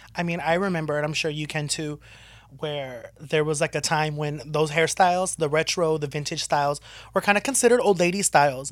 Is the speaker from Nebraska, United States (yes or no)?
no; Southern California, United States; growing up in SoCal